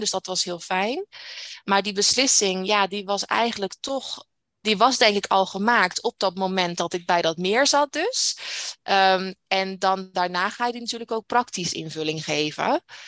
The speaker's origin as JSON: {"language": "Dutch", "country": "Netherlands", "moved": "as an adult", "lives_now": "Canada", "said": "Ik ben nooit uit Nederland weggegaan"}